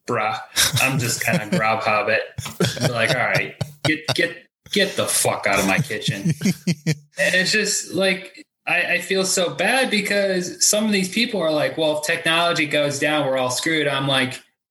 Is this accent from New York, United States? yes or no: no; Illinois, United States; I grew up in, I just tell people I grew up in Illinois